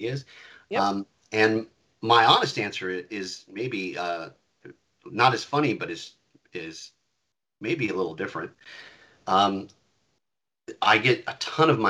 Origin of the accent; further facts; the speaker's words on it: Nebraska, United States; moved away; I grew up in Nebraska, where you're under a perpetual tornado watch